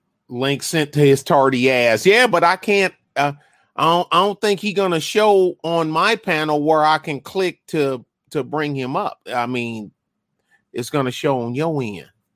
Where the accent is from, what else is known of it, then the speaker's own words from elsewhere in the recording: Detroit, Michigan, United States; now in San Antonio, United States; I saw enough bad stuff growing up in Detroit and then living on San Antonio's east side during the end of the crack era.